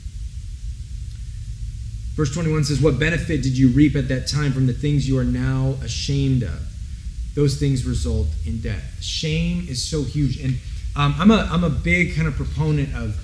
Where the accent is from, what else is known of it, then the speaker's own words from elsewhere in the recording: Santa Rosa, California, United States; also born or lived in Denver, Colorado; I grew up here in Santa Rosa